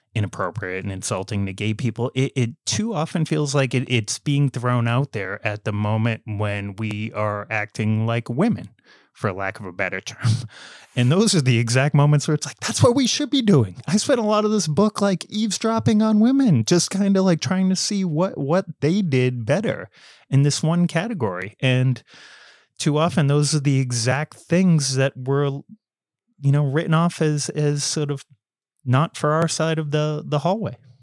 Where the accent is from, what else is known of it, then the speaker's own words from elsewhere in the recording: United States; accent: American; my American accent